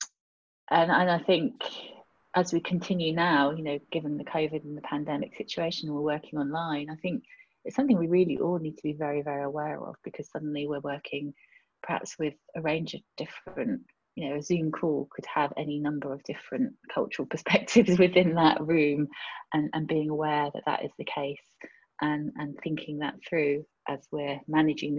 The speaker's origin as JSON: {"language": "English", "country": "United Kingdom", "also_born_or_lived": "France / Europe", "moved": "as an adult", "said": "I do see myself as British European"}